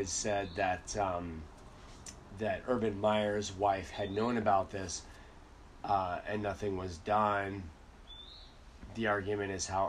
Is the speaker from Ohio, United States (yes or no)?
yes; Akron, Ohio, United States; I'm from Akron.